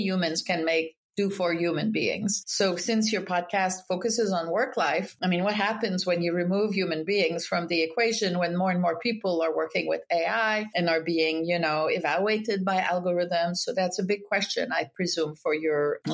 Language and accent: English; Quebec, Canada; moved away as an adult; also born or lived in France; now in Boston, United States; I grew up in Quebec during the peak of the independence movement